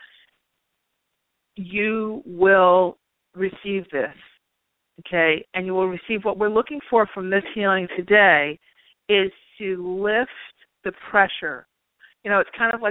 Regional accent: New York, United States; also born or lived in Long Island; I'm from New York

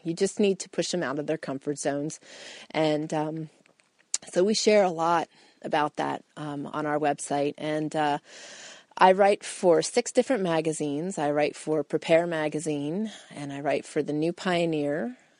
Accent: Pennsylvania, United States; moved away as an adult; we grew up on farms in Pennsylvania, both my husband

